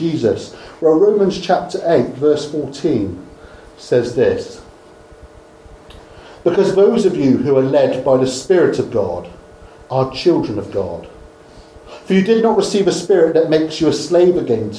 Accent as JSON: {"language": "English", "town": "Dorchester", "region": "South West England", "country": "United Kingdom", "said": "I'm from Dorchester"}